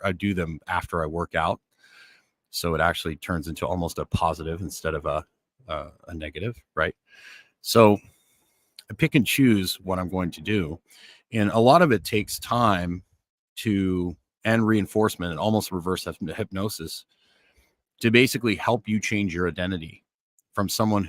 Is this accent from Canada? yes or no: yes; Northern Canada, Canada; because I grew up in Northern Canada and I prefer bright, you know, like Northern Canada was fine. I could snowmobile, I could ice fish, I could do things in the winter.